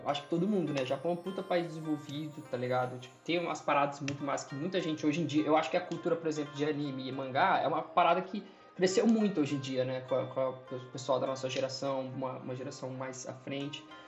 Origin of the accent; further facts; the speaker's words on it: Brazil; also born or lived in Japan; eu sou brasileiro